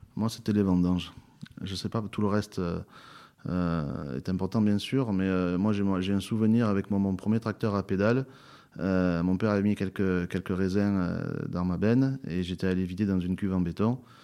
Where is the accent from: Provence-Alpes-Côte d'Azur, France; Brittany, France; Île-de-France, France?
Provence-Alpes-Côte d'Azur, France; Châteauneuf-du-Pape; je suis l'Obélix de Châteauneuf-du-Pape